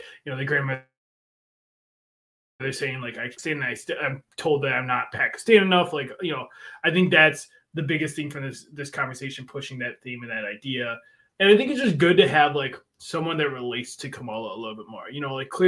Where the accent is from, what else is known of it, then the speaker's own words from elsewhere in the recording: Buffalo, New York, United States; I grew up in Buffalo